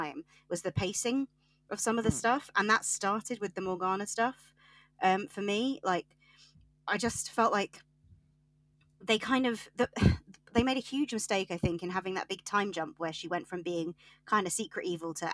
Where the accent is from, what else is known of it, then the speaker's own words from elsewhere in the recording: Yorkshire and the Humber, United Kingdom; I'm from Yorkshire